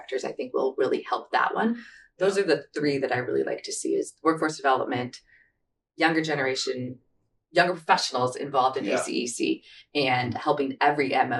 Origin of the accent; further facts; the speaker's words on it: Kansas City, Missouri, United States; moved away as an adult; also born or lived in Alaska; now in Anchorage, United States; I grew up in Kansas City, the Missouri side